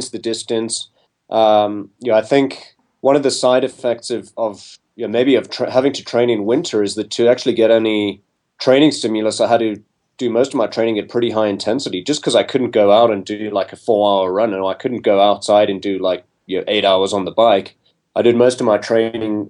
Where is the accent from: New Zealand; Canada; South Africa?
South Africa; moved away as an adult; also born or lived in London, United Kingdom / California, United States; now in Boulder, United States; I'm actually a South African. Mm-hmm. And so that's where I grew up.